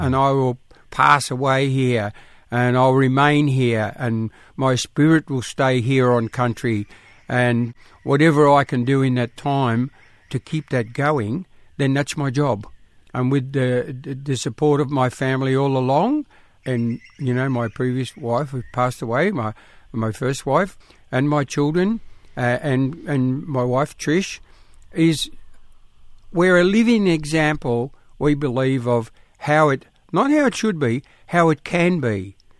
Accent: South Coast New South Wales, Australia; all us kids were born and little camps all along the coast, in country

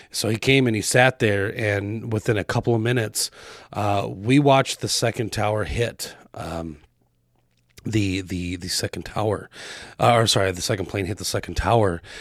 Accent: Arizona, United States; now in Wisconsin, United States; I grew up in Arizona

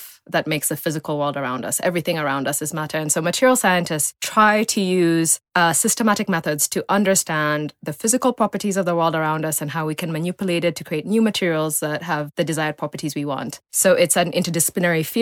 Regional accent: Nairobi, Kenya; also born or lived in United States; I was born in Nairobi. I don't want to date myself too much. And I grew up in Lenana Road, actually.

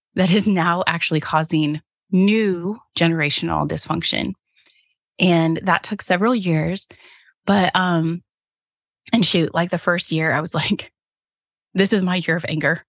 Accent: Cincinnati, Ohio, United States; now in central Michigan, United States; growing up in Cincinnati

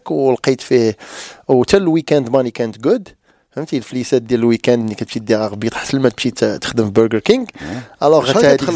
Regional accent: Morocco; راك عارف حنا مغاربه كنلعبوا الكره

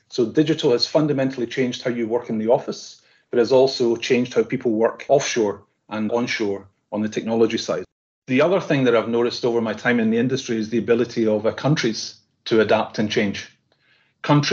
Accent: Scotland, United Kingdom; I'm Scottish

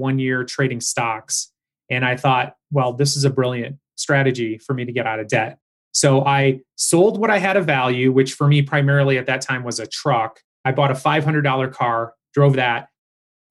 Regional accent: Michigan, United States; also born or lived in Howell, Michigan / Farmington Hills, Michigan / suburbs of Detroit, Michigan; I grew up in Howell, Michigan. So I was born in Farmington Hills and I was raised in the suburbs of Detroit.

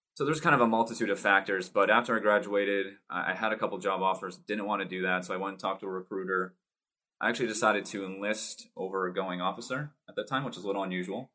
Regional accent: Massachusetts, United States; born and raised uh, Massachusetts

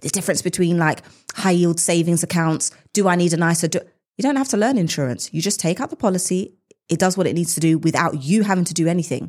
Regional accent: United Kingdom; us as British individuals

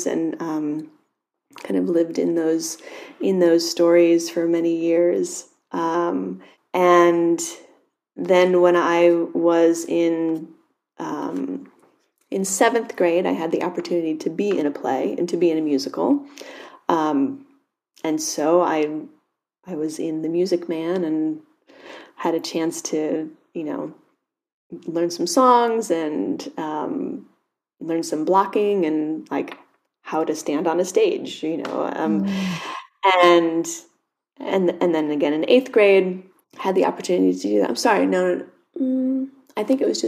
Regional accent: United States; also born or lived in New York City; I grew up just a handful of miles away

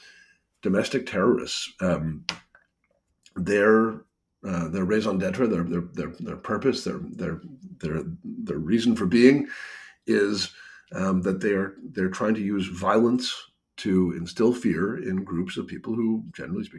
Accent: Canada; I'm a Canadian

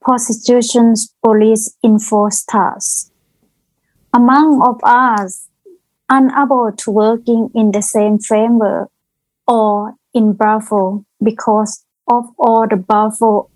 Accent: Thailand; English is a second language; moved away as an adult; now in Queensland, Australia; I come from Thailand, probably over 20 years ago.

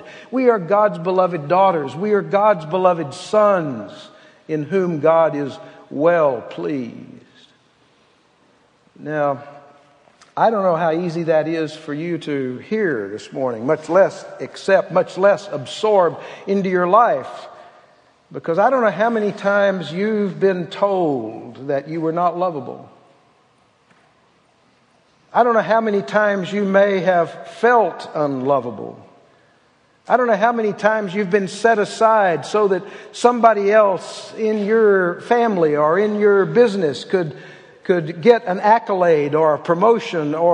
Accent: Texas, United States; I was born in Texas

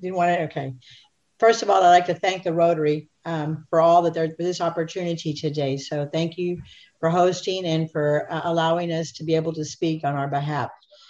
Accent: McAllen, Texas, United States; I was born and raised in McAllen and have seen it grow into the incredible city that it is today.

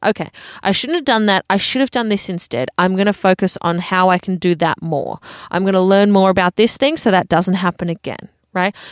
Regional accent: Adelaide, South Australia, Australia; moved away; I am happily talking in a podcast studio in Adelaide. I never thought I would be 30 years of age living back in my hometown that I grew up, but here I am

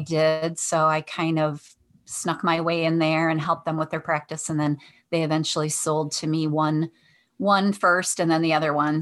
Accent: Detroit, Michigan, United States; I'm from Michigan in the Detroit area, so I grew up on the west side of Detroit

